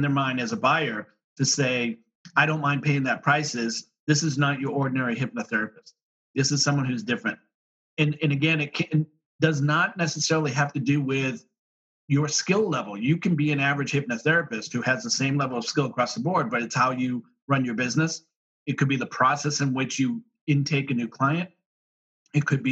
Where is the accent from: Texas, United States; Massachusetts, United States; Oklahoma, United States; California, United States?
Massachusetts, United States; Boston; I'm from Boston, so we had snow, so I shoveled driveways